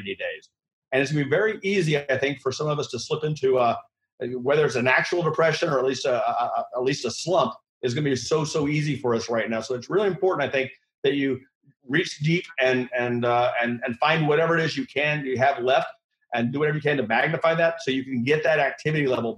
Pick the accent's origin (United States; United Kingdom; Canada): United States; central Missouri; now in New York, United States; I grew up in Missouri. That's where my roots are, in central Missouri